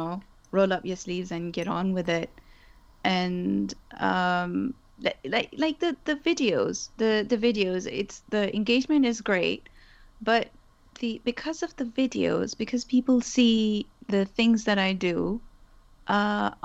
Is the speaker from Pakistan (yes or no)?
yes; Pakistan; first language Urdu; English is a second language; moved away as an adult; now in United Kingdom; I was born and raised in Pakistan. And I moved to the UK about 13 years ago